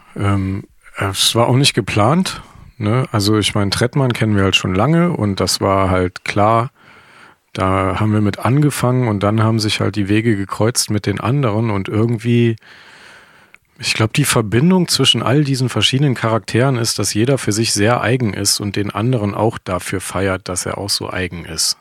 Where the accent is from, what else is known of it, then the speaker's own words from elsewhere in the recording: Krefeld, North Rhine-Westphalia, Germany; ich komme halt ursprünglich aus Krefeld